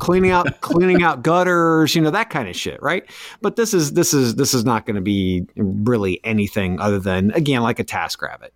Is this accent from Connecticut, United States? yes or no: no; North Central Ohio, United States; moved away; an old high school buddy who works, uh, security in a hospital where we grew up in North Central Ohio